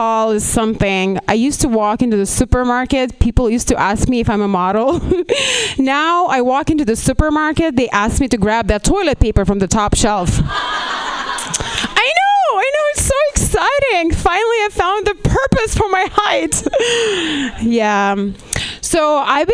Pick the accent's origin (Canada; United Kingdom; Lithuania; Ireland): Lithuania; moved away as an adult; now in Los Angeles, United States; I'm actually from Lithuania.